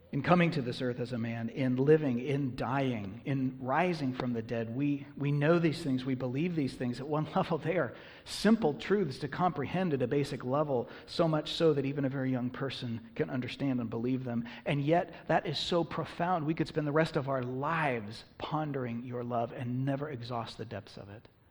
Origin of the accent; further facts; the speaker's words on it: United States; I'm an American